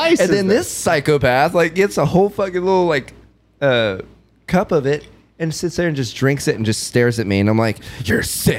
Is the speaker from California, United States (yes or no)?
no; New Mexico, United States; moved away; I grew up in New Mexico, so I grew up on spicy food.